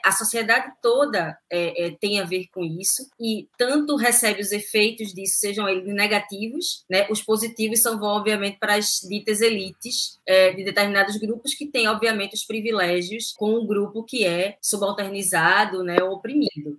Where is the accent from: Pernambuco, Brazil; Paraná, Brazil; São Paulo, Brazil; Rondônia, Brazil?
Pernambuco, Brazil; Recife; Eu fui criada aqui em Recife, mas numa zona mais periférica, de praia